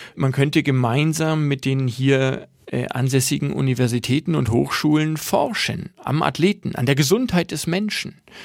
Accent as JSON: {"language": "German", "town": "Nuremberg", "region": "Bavaria", "country": "Germany", "tie": "born or raised there", "also_born_or_lived": "Switzerland / Russia / New York", "moved": "as an adult", "said": "ich bin, seit ich geboren bin, ein Nürnberger"}